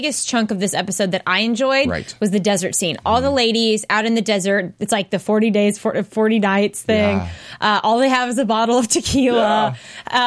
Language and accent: English; the South, United States; I'm from the South